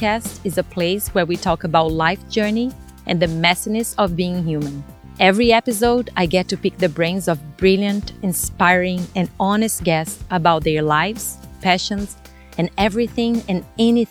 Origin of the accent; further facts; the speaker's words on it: Brazil; English is a second language; moved away as an adult; now in United States; English, it's not my first language. I was born and raised in Brazil.